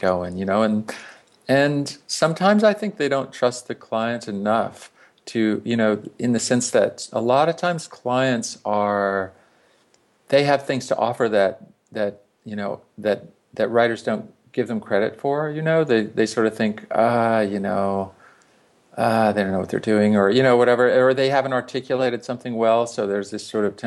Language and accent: English; South Louisiana, United States; moved away as an adult; I grew up in Louisiana, in South Louisiana